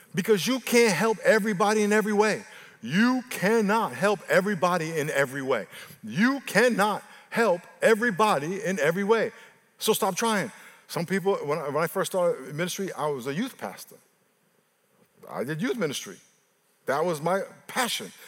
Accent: New York, United States; moved away; I'm from New York

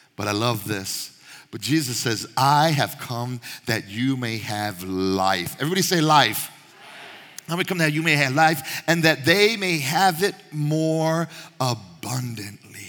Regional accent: Panama; moved away; I was Panamanian, my mom was Panamanian, I was born in Panama

